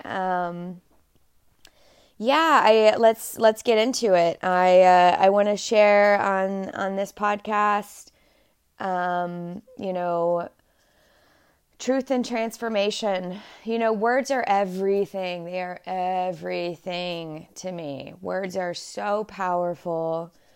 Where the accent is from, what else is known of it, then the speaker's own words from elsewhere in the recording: Dallas, Texas, United States; I was born and raised in Dallas, Texas